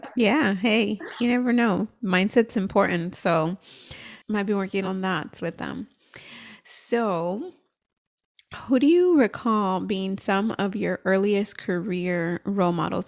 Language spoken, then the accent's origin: English; United States; I'm American and born here